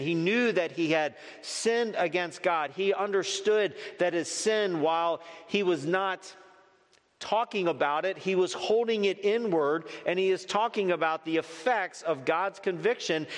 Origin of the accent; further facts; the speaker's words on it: Northeast, United States; moved away; I grew up in the Northeast